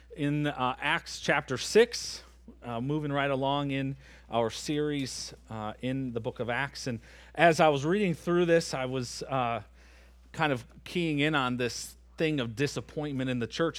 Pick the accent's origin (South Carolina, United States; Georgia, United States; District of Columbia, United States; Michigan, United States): Michigan, United States; moved away as an adult; now in Antigo, United States; I'm from Michigan